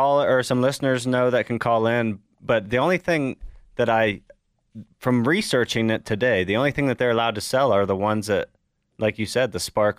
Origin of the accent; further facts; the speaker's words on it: Ohio, United States; now in Denver, United States; Well, when I was growing up in Ohio